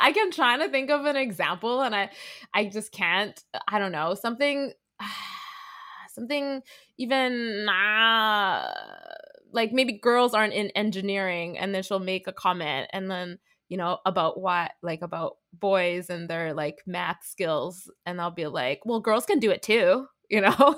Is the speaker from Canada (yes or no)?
yes; Vancouver, British Columbia, Canada; I'm a second generation Canadian, born and raised from Vancouver.